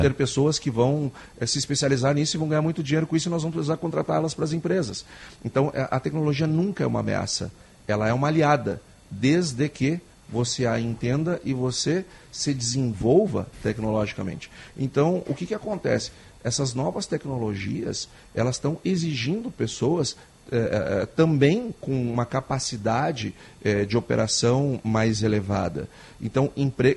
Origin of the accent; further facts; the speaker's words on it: Gaúcho, Rio Grande do Sul, Brazil; todos nós somos gaúchos, todos nós vivemos aqui